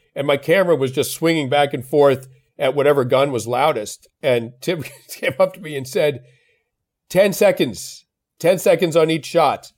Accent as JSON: {"language": "English", "town": "Belmont", "region": "Massachusetts", "country": "United States", "tie": "born or raised there", "said": "I grew up in Belmont, Massachusetts"}